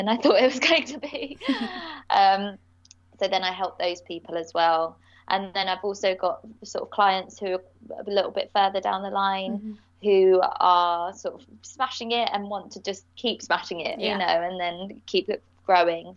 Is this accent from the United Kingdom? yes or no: yes; Bedfordshire, East of England, United Kingdom; moved away as an adult; also born or lived in Leicester; now in London, United Kingdom; I'm actually from Bedfordshire, so I'd been in Leicester for about 8 years